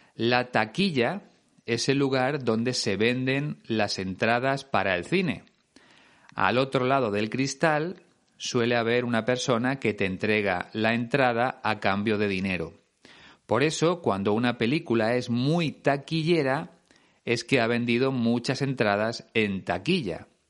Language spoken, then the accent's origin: Spanish; Spain; en España usamos el verbo hacer, hacer una foto